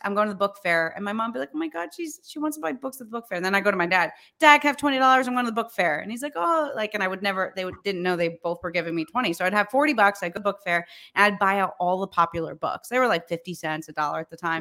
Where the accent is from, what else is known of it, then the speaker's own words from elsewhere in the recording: New York, United States; also born or lived in Charleston / Florida; I was born in New York, um, and raised in New York. I've actually never lived anywhere else